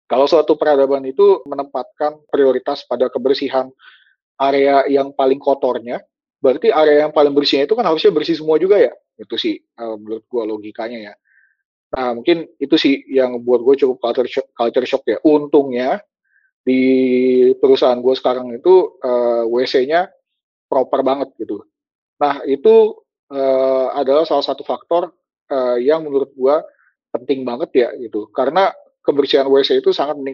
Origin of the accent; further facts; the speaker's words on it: Indonesia; born there; agak sayang gitu kalau ilmunya itu gua pakai untuk bikin produk-produk yang nggak dijual di tanah kelahiran gue sendiri gitu.